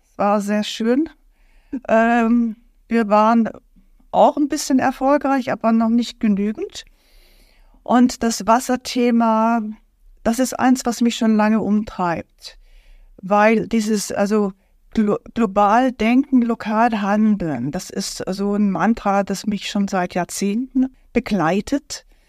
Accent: Berlin, Germany; ich komme aus Berlin

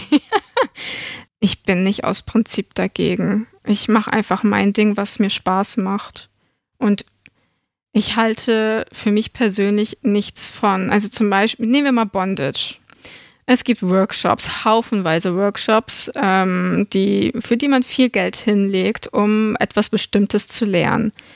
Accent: Germany; wir sind alle aus Deutschland

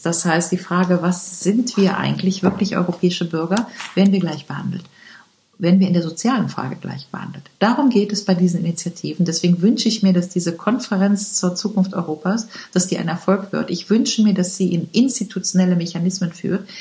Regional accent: Rhineland, Germany; ich komme aus dem Rheinland

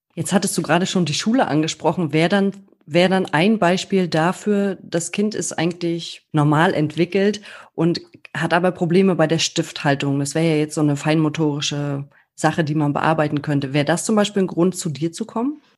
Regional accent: Germany

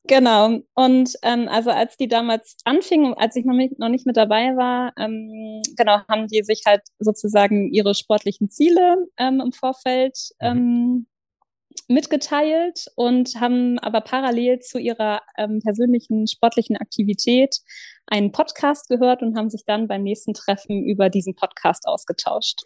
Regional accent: south of Hamburg, Lower Saxony, Germany; moved away as an adult; also born or lived in Lower Franconia; now in Kiel, Germany; ich bin in Hamburg geboren und äh, im südlichen oder südlich von Hamburg aufgewachsen, in Niedersachsen. Ähm, habe da die ersten 20 Jahre meines Lebens verbracht.

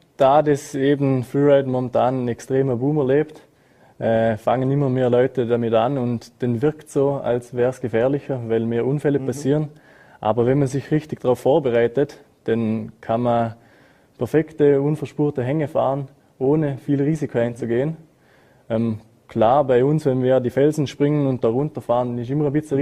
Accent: Montafon, Vorarlberg, Austria; ich bin in Frauberg, da im Montafon, geboren, aufgewachsen und sehe mich ja selber als Österreicher

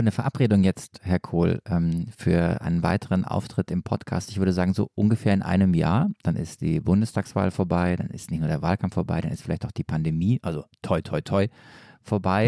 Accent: Stuttgart or near Stuttgart, Baden-Württemberg, Germany; accent: Swabian; ich komme eigentlich äh, aus Stuttgart oder aus der Nähe von Stuttgart

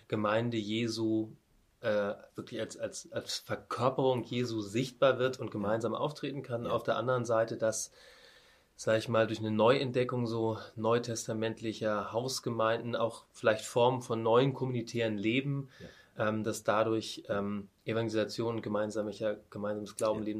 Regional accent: Northern Germany, Germany; für mich als Norddeutscher

